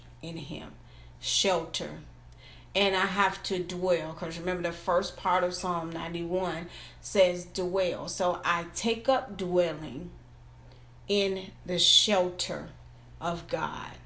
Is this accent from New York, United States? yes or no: no; Florida, United States; I'm from Florida, so I've been through hurricanes.